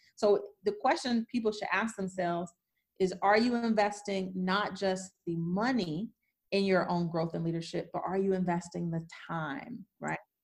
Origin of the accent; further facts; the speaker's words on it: Detroit, Michigan, United States; I grew up poor in Detroit